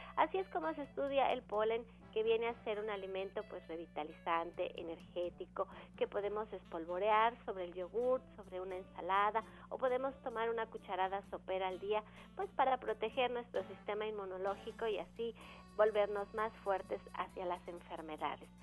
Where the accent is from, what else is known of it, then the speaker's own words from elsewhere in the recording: Mexico; como mexicanos tendemos genéticamente a la predisposición a la diabetes